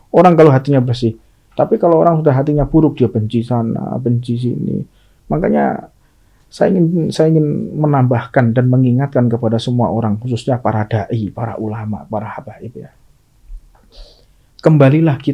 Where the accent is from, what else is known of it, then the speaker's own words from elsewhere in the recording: Indonesia; Oh, saya orang Indonesia, cuman turunan Arab kayak lo.